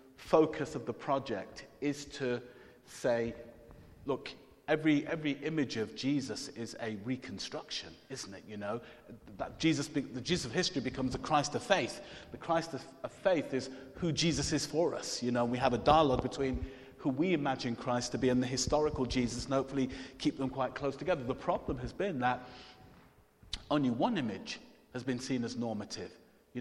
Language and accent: English; Jamaica; I'm Jamaican, so you always have more than one job as a Jamaican. It's kind of a tradition.